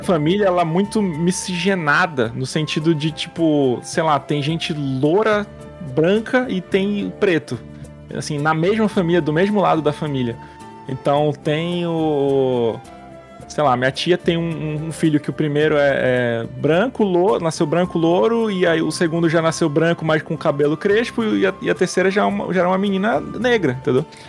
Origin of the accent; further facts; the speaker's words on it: Manaus, Amazonas, Brazil; por ser de Manaus, eu me identifiquei muitos anos como indígena.